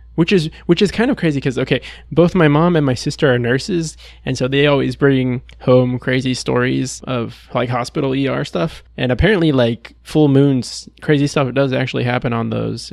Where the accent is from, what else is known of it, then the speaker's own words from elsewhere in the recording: Texas, United States; I'm from Texas, born and raised